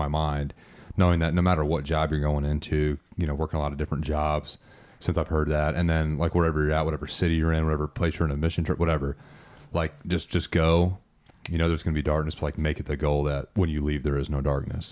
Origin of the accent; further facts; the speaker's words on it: United States; as an American